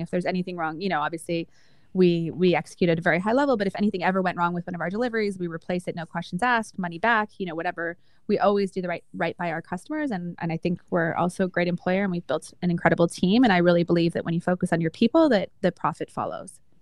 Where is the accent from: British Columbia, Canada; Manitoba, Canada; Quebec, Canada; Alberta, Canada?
Alberta, Canada; Calgary; moved away as an adult; also born or lived in Toronto / Kingston / Boston; I was born and raised in Calgary, Alberta